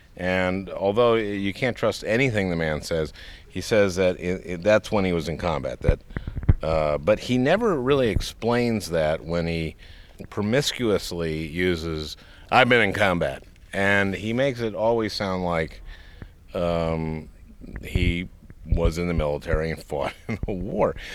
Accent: Minnesota, United States; moved away as an adult; now in New York, United States; I grew up in Minnesota

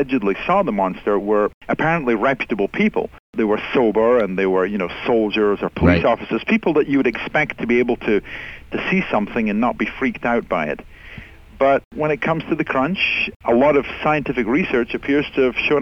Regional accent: Aberdeen, Scotland, United Kingdom; also born or lived in Scottish-English border region (born in England) / Sacramento area; now in Sacramento, United States; I was actually raised in the city of Aberdeen, which is on the northeast coast.

